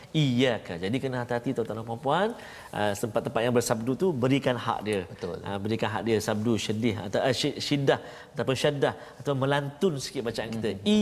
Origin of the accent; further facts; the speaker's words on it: Perak, Malaysia; sadah tu kalau tidak kalau saya orang Perak cakap